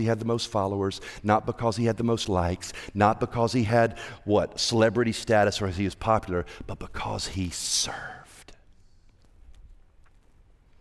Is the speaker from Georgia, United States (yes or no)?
yes; Evans, Georgia, United States; we're from Evans